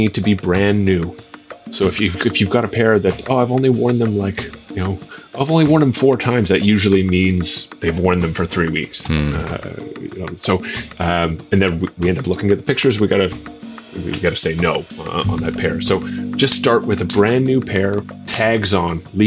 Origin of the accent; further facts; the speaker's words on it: Canada; moved away as an adult; now in Budapest, Hungary; I'm originally from Canada, but I moved over here to be with the girl who would eventually become my wife a few years ago.